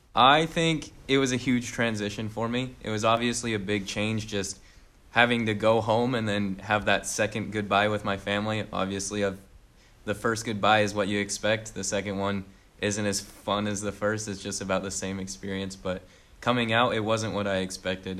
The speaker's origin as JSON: {"language": "English", "town": "St. George", "region": "Utah", "country": "United States", "tie": "born or raised there", "moved": "as an adult", "lives_now": "Dayton, United States", "said": "I'm originally from Saint George, Utah, been there basically my whole life"}